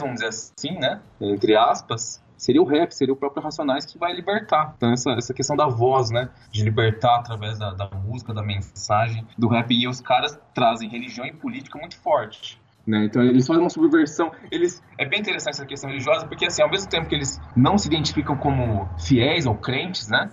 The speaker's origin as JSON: {"language": "Portuguese", "town": "São José do Rio Preto", "region": "São Paulo", "country": "Brazil", "also_born_or_lived": "São Carlos", "said": "eu sou do interior de São Paulo, São José do Rio Preto"}